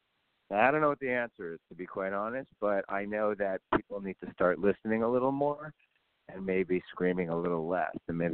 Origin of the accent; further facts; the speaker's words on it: Canada; And I know the good side and the bad side on that as a Canadian.